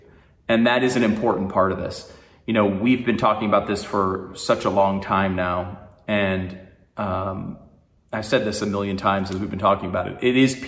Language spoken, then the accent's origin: English; New York, United States; born there; And I was born in New York. I have family in New York. I have friends in New York.